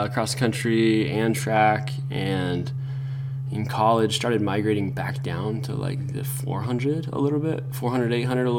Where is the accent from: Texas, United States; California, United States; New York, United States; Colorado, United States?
Colorado, United States; Grand Junction; also born or lived in Orem, Utah / Lindon, Utah / Cedar City, Utah / Atlanta, Georgia; now in Utah, United States; But I was born in Colorado, Grand Junction, to be specific, and then sooner or later migrated to Utah, where I consider home now